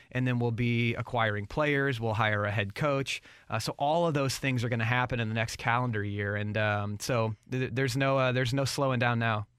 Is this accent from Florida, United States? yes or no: no; St. Louis, Missouri, United States; born and raised in Saint Louis